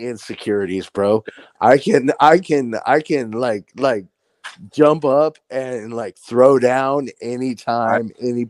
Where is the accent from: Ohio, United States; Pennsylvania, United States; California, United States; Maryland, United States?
California, United States; Vista; born or raised there